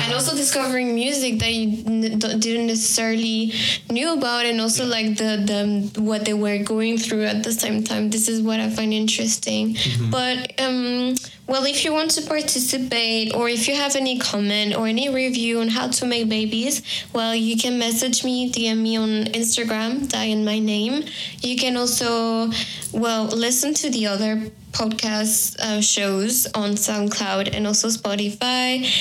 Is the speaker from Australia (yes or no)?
no; France; moved away; also born or lived in Peru; I'm going back to France, to my home country